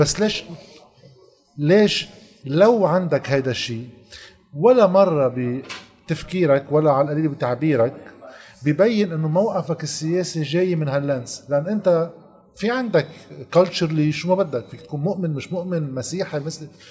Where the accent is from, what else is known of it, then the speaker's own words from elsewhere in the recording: Lebanon; عندنا بلبنان